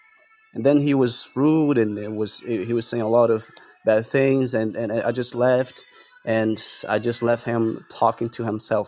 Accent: Brazil; It's not because I'm black. I'm from Africa. I'm Brazilian. What do you mean go back to my country? I am in my country.

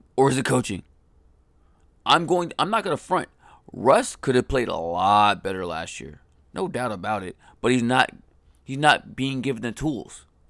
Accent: Colorado, United States; now in Atlanta, United States; I'm from Colorado. I grew up in Colorado

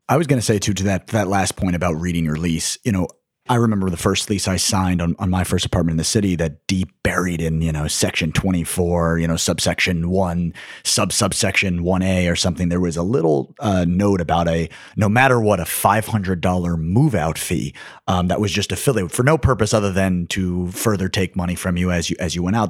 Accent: New York City, New York, United States; I was from New York

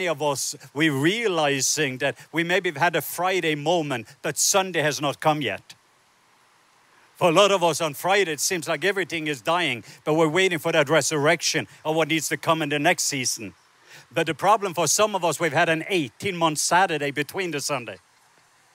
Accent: Southern Norway, Norway; moved away; I was born in the south part of Norway

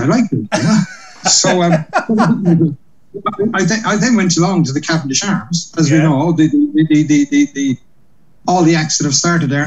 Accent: Cork, Munster, Ireland; now in London, United Kingdom; I'm from Cork in Ireland.

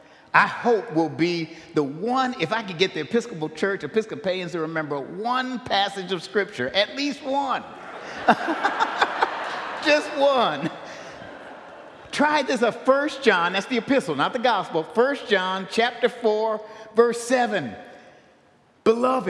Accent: Buffalo, New York, United States; I grew up in St. Philip's Church. St. Philip's Church in Buffalo, New York, many years ago.

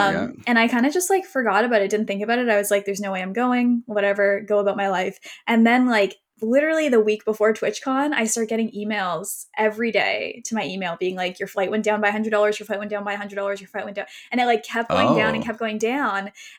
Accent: Canada; I'm from Canada.

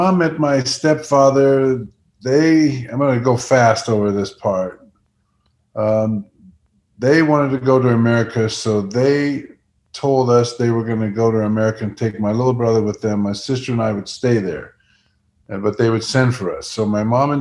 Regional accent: Netherlands; moved away; I was born in the Netherlands, 1950.

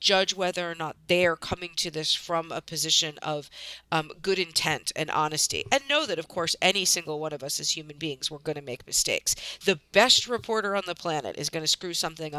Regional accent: United States; moved away; also born or lived in New York City; I grew up in outside of Washington, D.C.

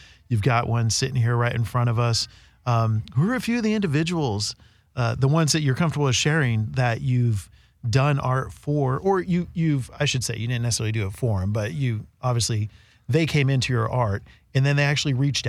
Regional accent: Oakland, California, United States; also born or lived in San Francisco; I grew up hanging out in Oakland and the Tenderloin in San Francisco.

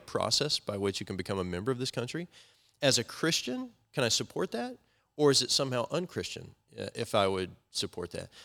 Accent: United States; I love being American

